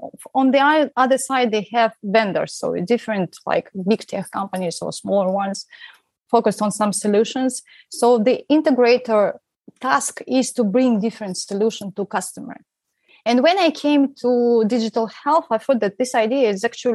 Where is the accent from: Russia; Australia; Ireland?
Russia; Siberia; now in Romania; I'm from Russia and I'm actually from Siberia, which is very far away from where I am now in Romania